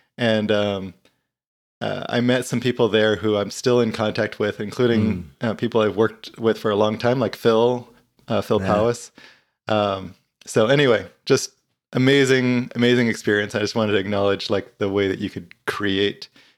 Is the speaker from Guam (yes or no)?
yes; Guam; You know, I grew up in Guam, the little island